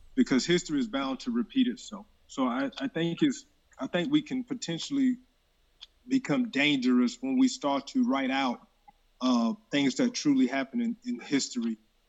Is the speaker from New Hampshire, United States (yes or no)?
no; Columbia, South Carolina, United States; I grew up in Columbia, South Carolina